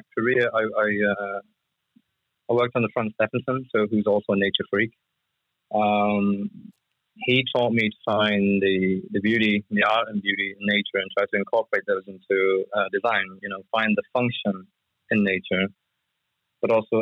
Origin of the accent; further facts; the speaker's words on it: United Kingdom; I grew up in the UK. I was born in the UK